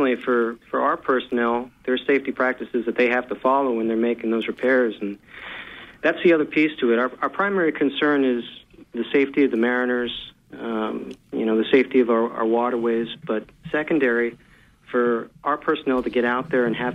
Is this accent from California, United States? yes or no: no; Rhode Island, United States; moved away; originally from Rhode Island, so New England ties run deep